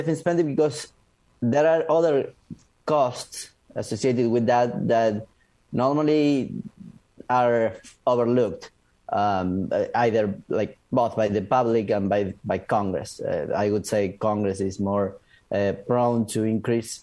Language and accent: English; Argentina; moved away; I am from Argentina